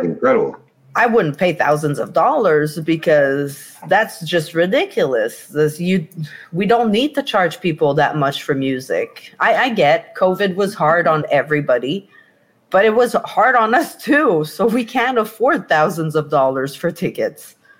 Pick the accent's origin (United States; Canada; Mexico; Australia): Canada; Quebec; moved away; I'm from Quebec